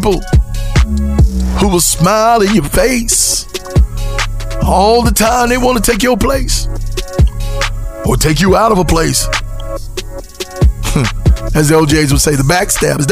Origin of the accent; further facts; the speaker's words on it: West Virginia, United States; moved away; also born or lived in California; I'm from West Virginia. I saw no Hispanics growing up